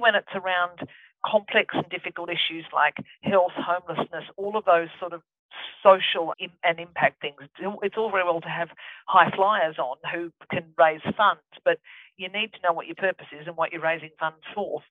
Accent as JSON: {"language": "English", "town": "Ebor", "region": "New South Wales", "country": "Australia", "also_born_or_lived": "Hay, New South Wales", "said": "I come from Ebor, which is, I was born in Hay. I come from Ebor, which is halfway between Dorrigo and Armidale on the top of the lovely New England"}